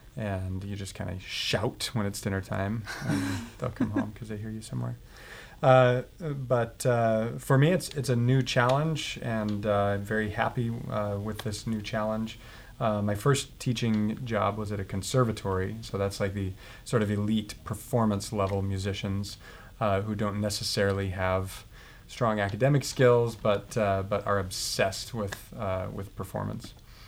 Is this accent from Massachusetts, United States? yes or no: yes; Boston, Massachusetts, United States; I came from Boston, and Boston is an extremely musical city